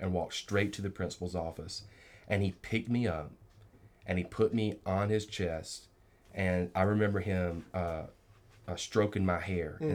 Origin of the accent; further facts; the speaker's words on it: rural South Georgia, United States; Young man growing up in Georgia. In rural South Georgia, right there in the heart of it